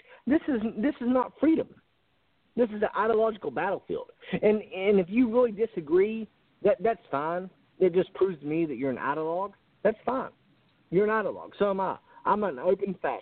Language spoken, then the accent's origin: English; South Carolina, United States; I'm from South Carolina